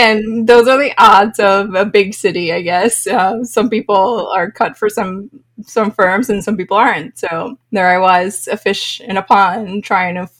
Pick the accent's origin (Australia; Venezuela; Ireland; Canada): Venezuela; moved away as an adult; also born or lived in New York City, United States; now in Austin, United States; I am originally from Venezuela. I started my career there in Venezuela